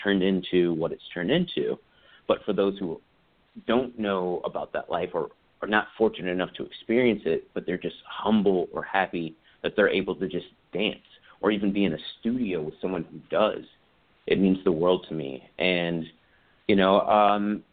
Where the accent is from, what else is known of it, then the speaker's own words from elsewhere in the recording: South Carolina, United States; moved away; also born or lived in Los Angeles; I'm originally from South Carolina and haven't been home for 13 years